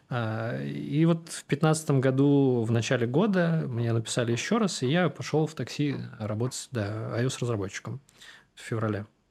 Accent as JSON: {"language": "Russian", "town": "Samara", "region": "Samara Oblast", "country": "Russia", "tie": "born or raised there", "said": "Я вырос в Самаре"}